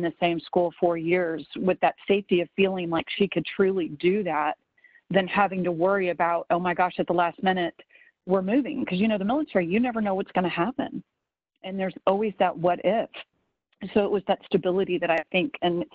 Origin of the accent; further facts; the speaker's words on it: the South, United States; I grew up in the South, and kind of where I'm from